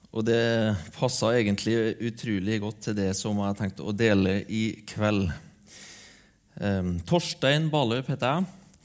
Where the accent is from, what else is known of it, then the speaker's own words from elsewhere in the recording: Aure, Møre og Romsdal, Norway; moved away; hjembygda mi, Aure